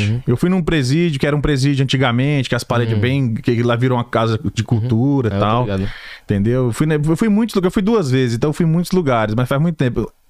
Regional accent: Recife, Pernambuco, Brazil; now in Atlanta, United States; eu sou do Recife. Recife, Pernambuco.

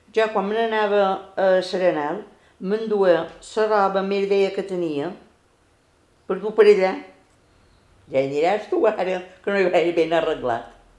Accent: Consell, Balearic Islands, Spain; Vaig néixer a Consell, dia 22 del mes 2 del 42.

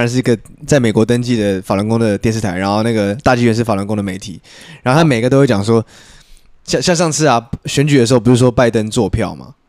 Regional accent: Taiwan; 但是身为一个台湾人，身体里面一定要亚硝酸盐哦。

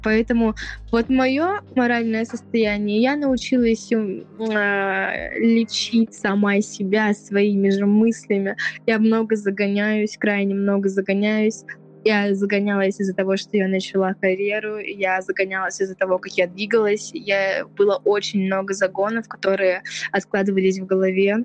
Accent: Siberia, Russia; Я родом из Сибири

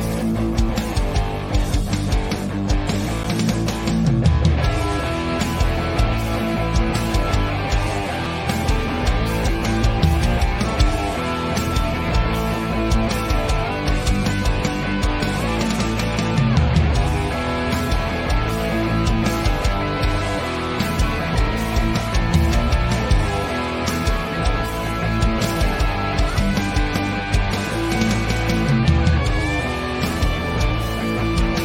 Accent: Ireland; I'm from Ireland

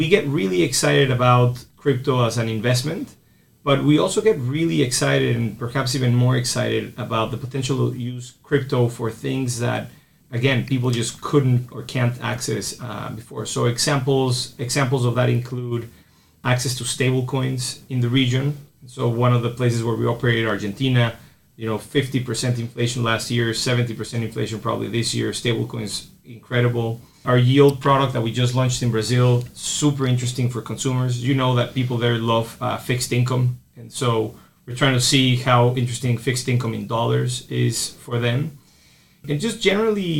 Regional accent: Mexico; moved away; also born or lived in United States; So I'm originally from Mexico, and then I spent 10 years in the States.

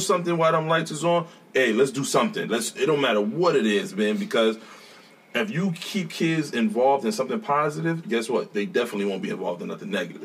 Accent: New York City, New York, United States; moved away; I'm from Brooklyn

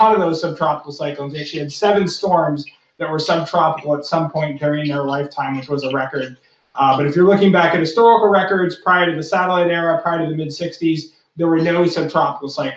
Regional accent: Massachusetts, United States; moved away as an adult; also born or lived in Colorado; I grew up in Massachusetts

